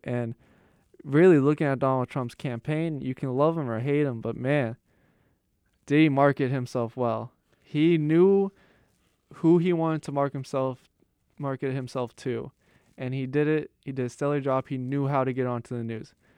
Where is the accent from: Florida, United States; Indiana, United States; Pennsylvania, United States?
Pennsylvania, United States; Pittsburgh; moved away; I'm from Pittsburgh.